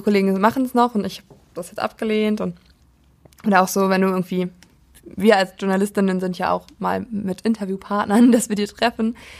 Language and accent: German; Prignitz district, Brandenburg, Germany; ich komme ja aus dem Landkreis Prignitz in Brandenburg